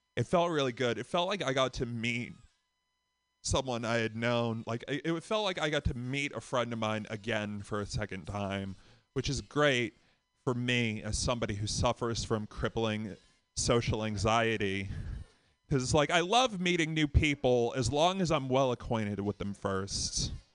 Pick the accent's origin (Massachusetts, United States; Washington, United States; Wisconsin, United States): Massachusetts, United States; Boston; from Boston